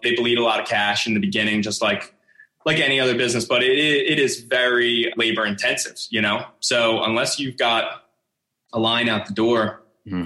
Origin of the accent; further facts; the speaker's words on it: Northeast, United States; also born or lived in Los Angeles; growing up in the Northeast here